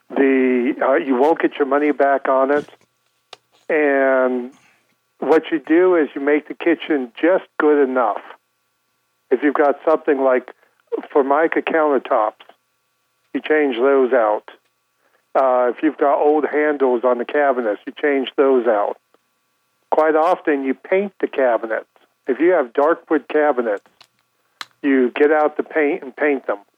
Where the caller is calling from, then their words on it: Blowing Rock, North Carolina, United States; Oh, no, I'm calling from Blowing Rock.